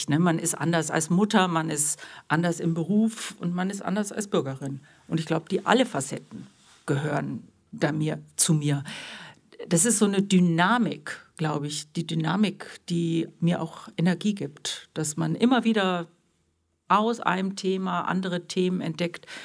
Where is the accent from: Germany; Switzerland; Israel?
Germany; Munich, Bavaria; now in Essen, Germany; Nein, ich bin aus München gekommen und schon der erste Tag war sehr schicksalhaft weil ich bin mit meinem Fahrrad nach Essen gekommen